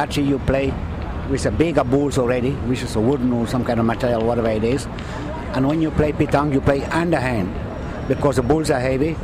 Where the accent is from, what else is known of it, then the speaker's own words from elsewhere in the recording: Madagascar; moved away; also born or lived in Europe; I'm from Madagascar, but I've been living like in Europe